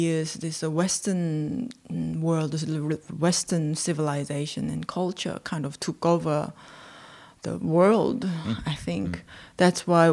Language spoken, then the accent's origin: English; South Korea; I was born and raised in South Korea